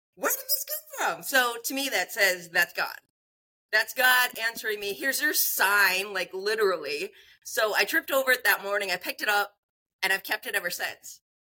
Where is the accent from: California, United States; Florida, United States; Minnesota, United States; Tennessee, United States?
Minnesota, United States; northern; so I grew up in Minnesota, northern Minnesota. I grew up on a farm.